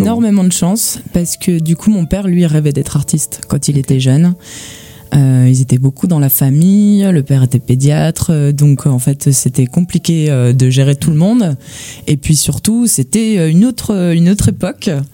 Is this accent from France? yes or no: yes; Gérardmer, Grand Est, France; also born or lived in Nancy; je viens de, des Vosges. Je viens de Gérardmer.